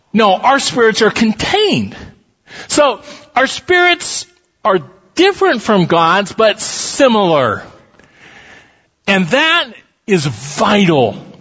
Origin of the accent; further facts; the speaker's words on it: Council Bluffs, Iowa, United States; I'm a kid from Council Bluffs, Iowa.